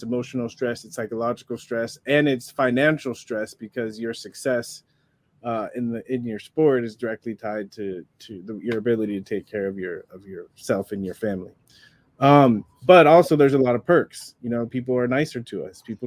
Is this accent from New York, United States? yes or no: no; San Diego, California, United States; I just love being a kid and growing up in San Diego.